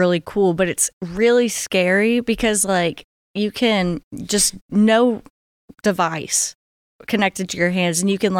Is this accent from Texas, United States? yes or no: yes; Houston, Texas, United States; now in College Station, United States; Yeah, I'm from Houston, but live in College Station.